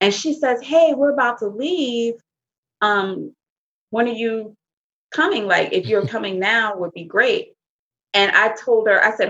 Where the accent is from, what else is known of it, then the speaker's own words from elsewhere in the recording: the South, United States; we are from the South.